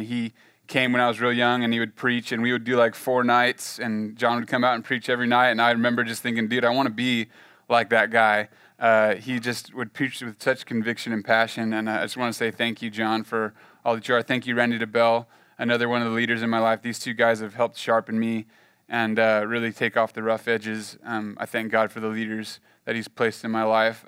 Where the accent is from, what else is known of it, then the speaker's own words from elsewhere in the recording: the Central Valley, California, United States; moved away as an adult; now in Oklahoma, United States; I grew up in California, the Central Valley, uh, kind of on the on, out on the farm, on the ranch